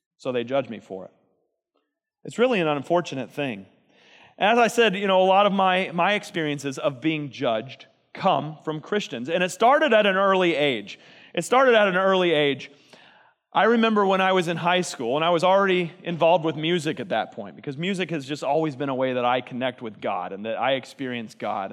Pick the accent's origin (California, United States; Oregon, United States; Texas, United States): Texas, United States; I'm from Texas